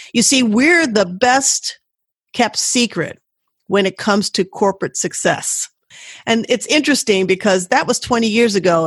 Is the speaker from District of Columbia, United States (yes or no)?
yes; Washington, District of Columbia, United States; I grew up in Washington, D.C.